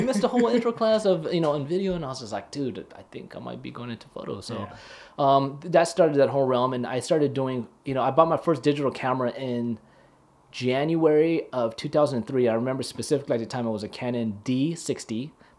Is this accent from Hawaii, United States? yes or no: yes; Hawaii, United States; I'm from Hawaii, bro.